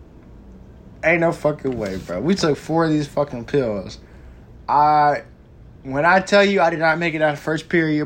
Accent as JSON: {"language": "English", "region": "Texas", "country": "United States", "said": "I'm from Texas"}